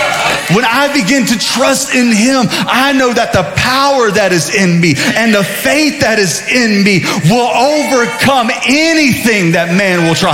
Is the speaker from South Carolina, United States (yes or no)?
yes; Sumter, South Carolina, United States; growing up in Sumter, there was a Mexican restaurant called Casa Linda.